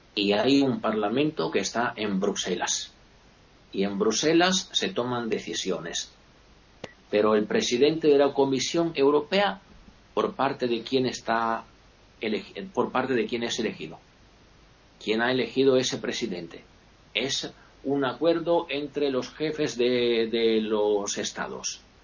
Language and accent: Spanish; Italy; yo también como italiano, sobre todo como italiano